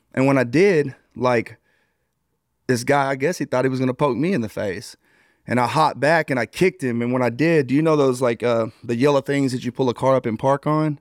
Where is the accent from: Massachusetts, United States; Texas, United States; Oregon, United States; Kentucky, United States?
Texas, United States; New Boston; also born or lived in Arkansas; I'm originally from a small town in New Bos-, uh, in Texas called New Boston.